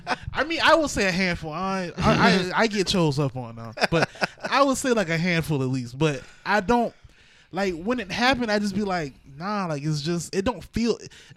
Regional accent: Charleston, South Carolina, United States; Right, and so, we're from Charleston. Right. So that's a different, you know?

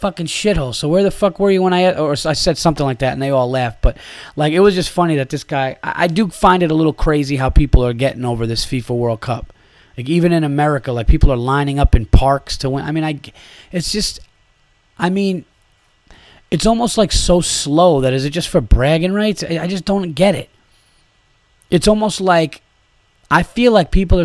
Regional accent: New York, United States; I am a New Yorker

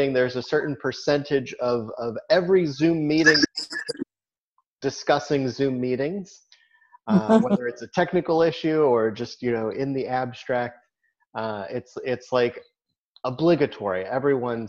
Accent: near Boulder, Colorado, United States; moved away; when I was growing up near Boulder

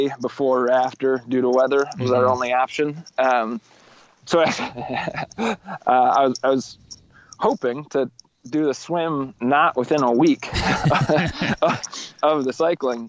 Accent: Holland, Michigan, United States; I'm from Holland, which is on Lake Michigan

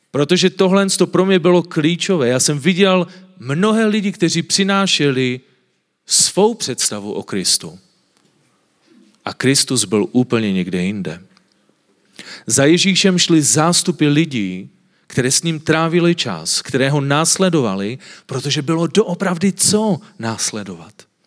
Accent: Silesia, Czechia; já jsem ze Slezska. A na Slezsku lidi jsou takoví trošku víc konzervativní a vidíte, že nemluvím moc dobře česky a my máme takové krátké zubaky a mluvíme tak trošku divně

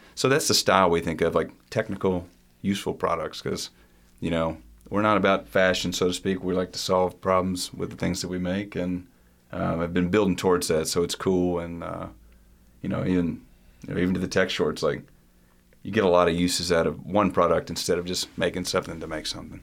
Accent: Morehead, Kentucky, United States; growing up in Eastern Kentucky

